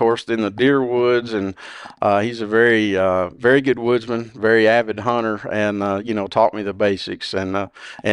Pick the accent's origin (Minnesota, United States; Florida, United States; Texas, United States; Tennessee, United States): Tennessee, United States; Watts Bar Reservoir; I grew up on Watts Bar Reservoir